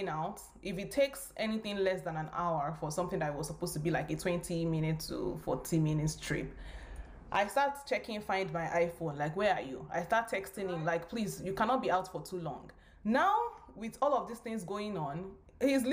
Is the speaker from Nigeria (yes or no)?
yes; Nigeria; moved away as an adult; I was originally from Nigeria, but I'm schooling here for my, you know, master's program